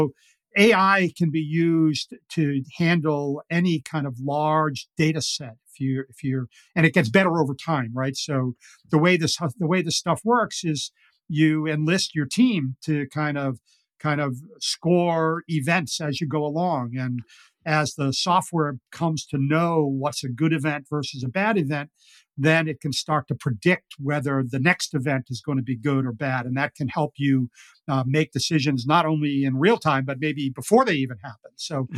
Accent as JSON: {"language": "English", "country": "Ireland", "said": "I'm as I said, I'm an Irish guy, and I love to talk"}